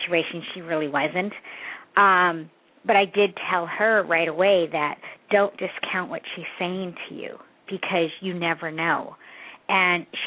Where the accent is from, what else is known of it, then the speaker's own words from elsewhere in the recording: Canada; I'm from Canada, and I'm adopted too